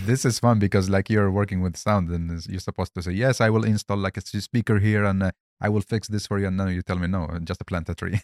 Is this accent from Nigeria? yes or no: no; Baghdad, Baghdad Governorate, Iraq; moved away; also born or lived in Helsingborg, Sweden; originally I'm from Baghdad